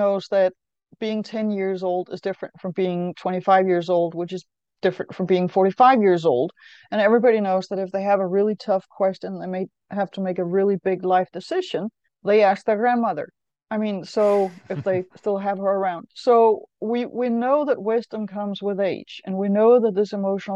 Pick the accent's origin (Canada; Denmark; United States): Denmark; I know I'm from Denmark. I know that in the 70s, when I went to school